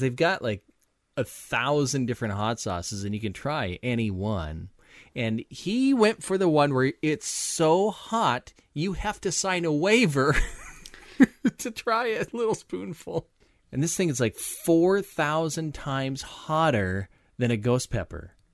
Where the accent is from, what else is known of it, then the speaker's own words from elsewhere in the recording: Minnesota, United States; moved away as an adult; now in Iowa, United States; I'm from Minnesota